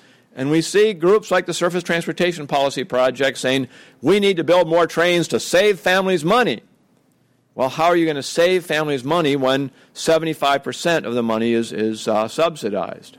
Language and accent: English; Oregon, United States; My home state of Oregon